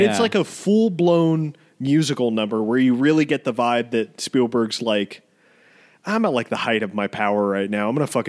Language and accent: English; Wuhan, Hubei, China; English is a second language; I don't know much about cats because I'm from China. I'm from Wuhan